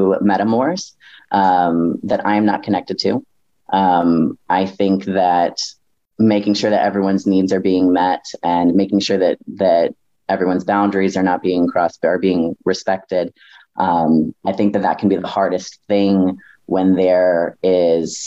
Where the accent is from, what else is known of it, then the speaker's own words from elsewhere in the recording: North Carolina, United States; now in Milwaukee, United States; I was raised in the deep South, y'all. I was raised in North Carolina in a very small town